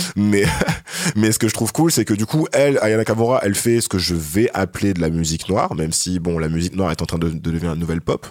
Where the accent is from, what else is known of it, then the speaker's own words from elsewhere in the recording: France; c'est qu'on a grandi en France